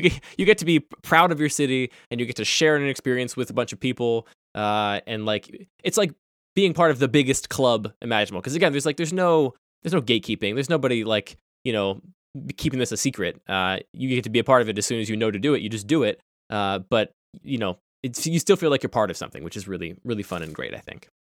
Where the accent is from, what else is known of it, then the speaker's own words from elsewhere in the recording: Pennsylvania, United States; I grew up in Pennsylvania